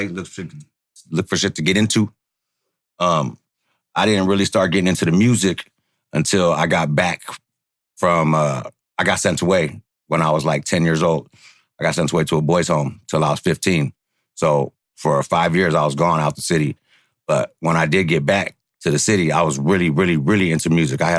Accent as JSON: {"language": "English", "town": "San Francisco", "region": "California", "country": "United States", "tie": "born or raised there", "said": "I grew up in the city, Mission District. That's my roots. I was born in St. Luke's, right down the block."}